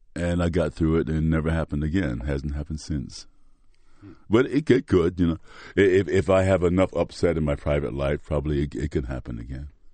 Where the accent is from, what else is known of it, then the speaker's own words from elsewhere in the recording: Mississippi, United States; accent: Mississippi; moved away; I'm using my Mississippi accent, the one I use when I go home to Tate County.